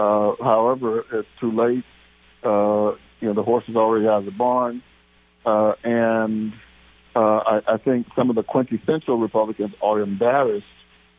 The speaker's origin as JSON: {"language": "English", "town": "Waxahachie", "region": "Texas", "country": "United States", "tie": "born or raised there", "moved": "yes", "lives_now": "Kansas City, United States", "said": "I grew up in the South in Texas. Like the only newspaper in the country to endorse President Trump when he first ran was the Waxahachie Light, LIGHT newspaper. That's where I was born"}